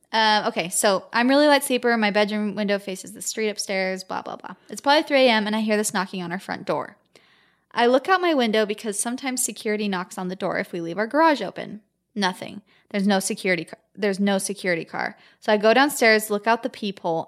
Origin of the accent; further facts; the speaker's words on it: Gilbert, Arizona, United States; we're from Gilbert, Arizona